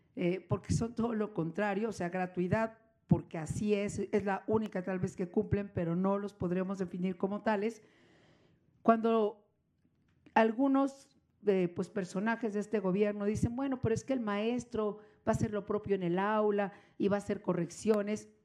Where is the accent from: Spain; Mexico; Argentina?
Mexico; podríamos coincidir millones de mexicanos